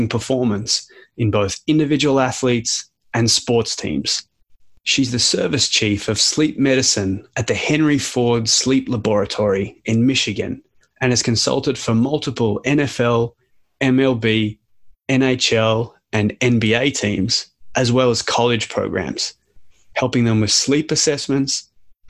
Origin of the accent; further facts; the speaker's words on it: Australia; as an Australian